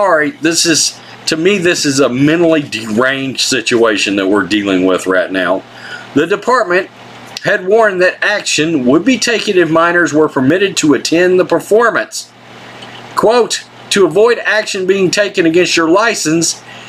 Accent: Texas, United States; as a Texan

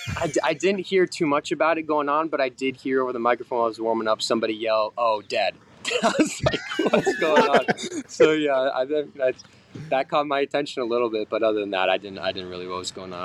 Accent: Miami, Florida, United States; growing up in Miami

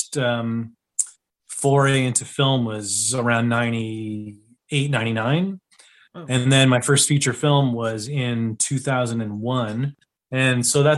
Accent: Ottawa, Ontario, Canada; I am from Ottawa, Canada

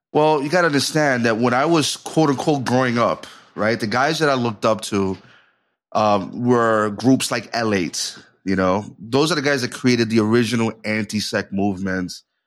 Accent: New York City, New York, United States; I was from New York City

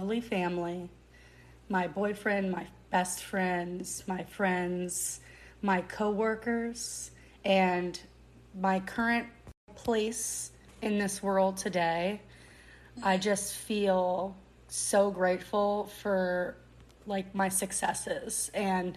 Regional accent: New Orleans, Louisiana, United States; I grew up in New Orleans my whole life.

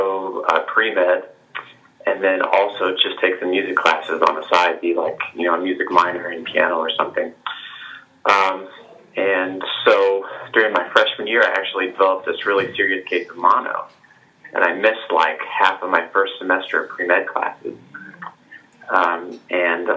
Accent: Olathe, Kansas, United States; also born or lived in Liberty, Missouri; I was born in Olathe, Kansas, and I grew up there

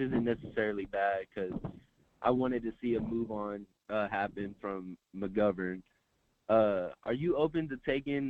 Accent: Abilene, Texas, United States; moved away; I'm the dude from Abilene. I'm in the military right now.

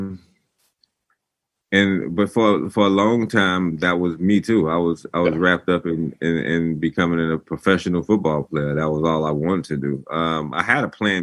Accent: Atlanta, Georgia, United States; moved away as an adult; also born or lived in Clemson, South Carolina / Washington, D.C.; I was from Atlanta

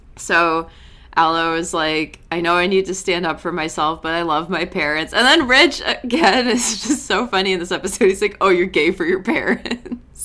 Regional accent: New England, United States; I'm from New England

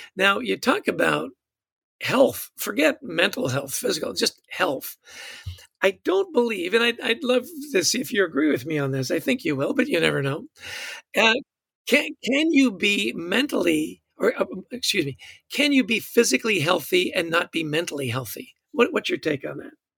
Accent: Canada; I'm Canadian

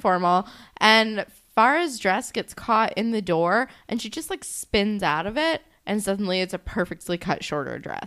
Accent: New Jersey, United States; I'm from New Jersey.

